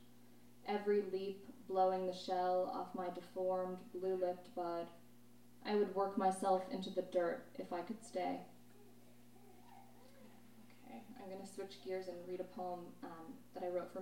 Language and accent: English; New York, United States; now in Los Angeles, United States; I grew up in New York, never learned how to drive